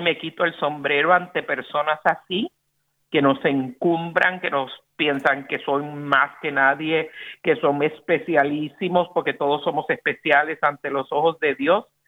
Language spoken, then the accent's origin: Spanish; Puerto Rico; el corazón de Boricua